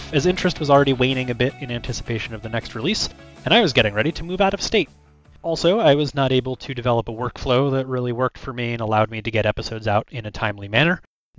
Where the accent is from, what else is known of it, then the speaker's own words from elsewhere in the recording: Japan; I was born in Japan in 1995. I actually grew up in Japan.